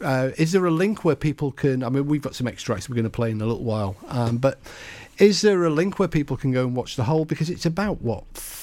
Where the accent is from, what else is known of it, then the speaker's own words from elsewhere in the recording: England, United Kingdom; for me being English